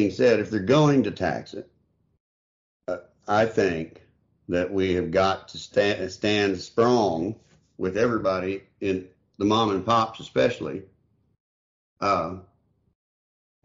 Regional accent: Texas, United States; my home state of Texas

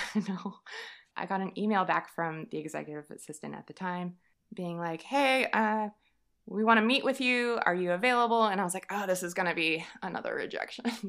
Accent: Texas, United States; moved away as an adult; also born or lived in Savannah, Georgia; I am from Texas, hence the yeehaw

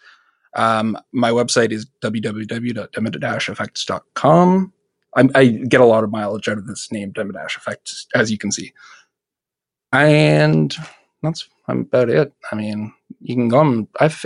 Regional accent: Canada; I'm from Canada.

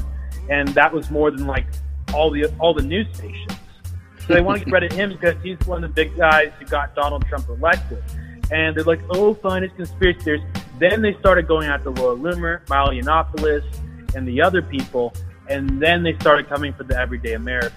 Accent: Ethiopia; now in United States; I come from Africa, Ethiopia

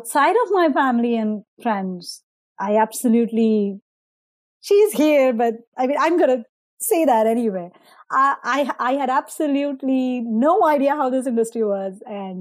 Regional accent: India; moved away; I grew up in India. I went to the school systems in India.

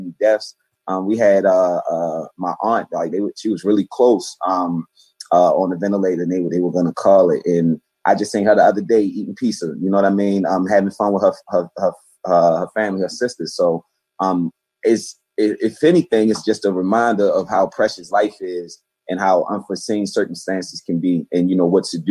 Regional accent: Baltimore, Maryland, United States; I'm from Baltimore, Maryland. East Baltimore, to be exact, and just a child of Baltimore City

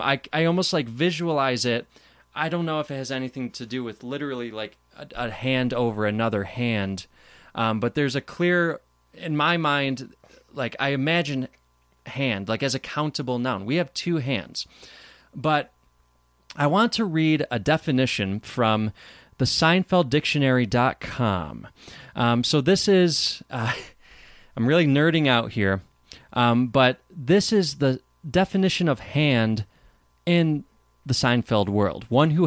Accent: East Coast, United States; Yeah, and I'm from the East Coast, so maybe that has something to do with it.

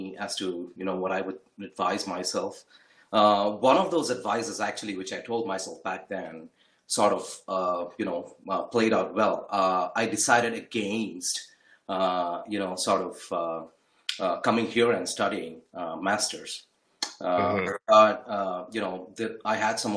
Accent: Bangalore, Karnataka, India; moved away as an adult; now in United States; We're from Bangalore, India.

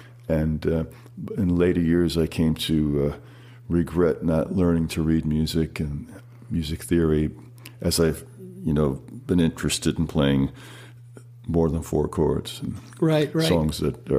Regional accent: Malverne, New York, United States; also born or lived in Queens, New York; Malvern, Long Island, New York. I was born in Queens, but we moved to Malvern, and I spent my first 18 years there.

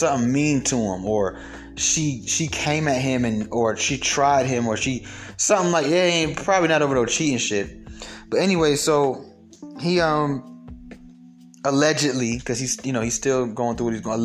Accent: Atlanta, Georgia, United States; I'm from Atlanta

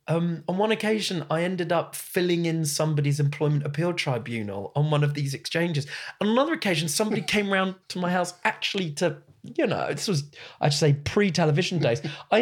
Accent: Southgate, London, United Kingdom; You know, I grew up in Southgate

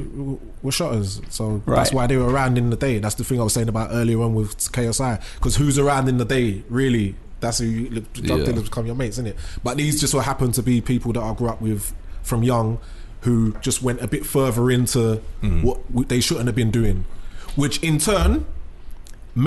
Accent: London, United Kingdom; I'm from East London

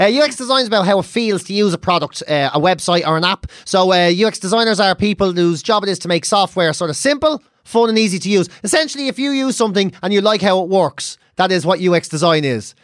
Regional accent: Ireland; growing up being Irish

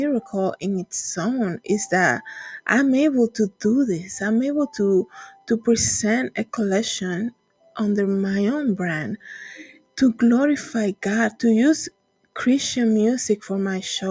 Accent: Dominican Republic; moved away; when I was in church growing up in the Dominican Republic

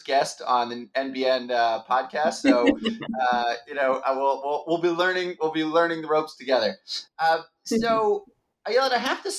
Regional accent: Baltimore, Maryland, United States; moved away as an adult; now in Israel; I'm originally from Baltimore, Maryland, and I moved to Israel immediately after high school

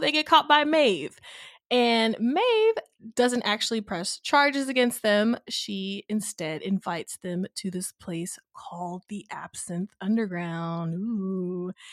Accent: Nashville, Tennessee, United States; I grew up in Nashville

